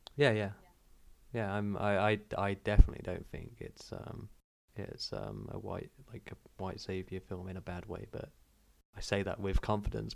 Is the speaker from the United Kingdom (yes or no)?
yes; United Kingdom; growing up in Britain